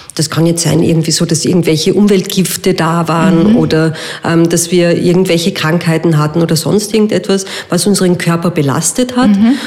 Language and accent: German; Vienna, Austria; bei uns in Wien